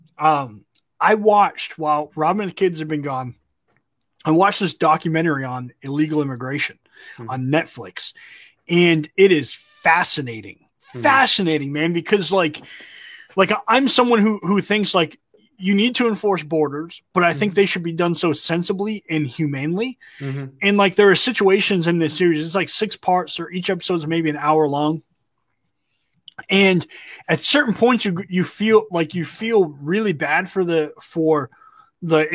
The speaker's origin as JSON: {"language": "English", "region": "Massachusetts", "country": "United States", "moved": "yes", "said": "I'm from Massachusetts."}